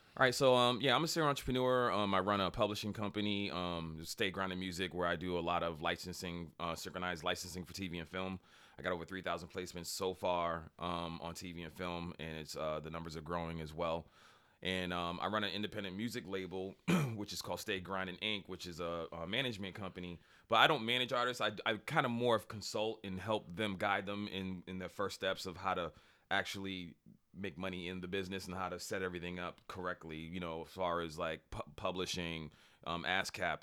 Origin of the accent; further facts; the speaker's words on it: Boston, Massachusetts, United States; moved away; also born or lived in Randolph, Massachusetts; I grew up in Boston, um, uh, grew up in Dorchester